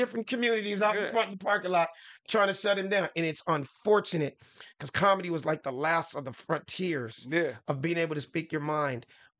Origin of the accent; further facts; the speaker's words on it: Los Angeles, California, United States; I'm a nigga from South Central LA.